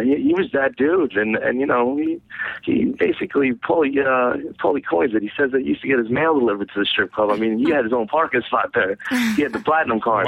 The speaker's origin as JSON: {"language": "English", "region": "New Jersey", "country": "United States", "tie": "born or raised there", "moved": "as an adult", "lives_now": "Rhode Island, United States", "said": "I, I grew up in New Jersey. I moved to Rhode Island when I was 18. I'm 27 now, so I've been here almost 10 years"}